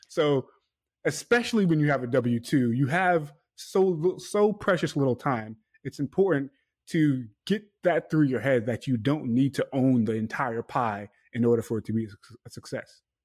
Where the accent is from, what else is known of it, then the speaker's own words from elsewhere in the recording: New York City, New York, United States; I'm from New York, from Queens, New York, Hollis, Queens